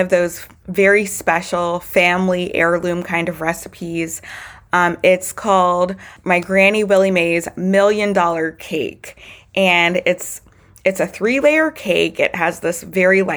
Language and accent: English; Baton Rouge, Louisiana, United States; I was born and raised in Baton Rouge, Louisiana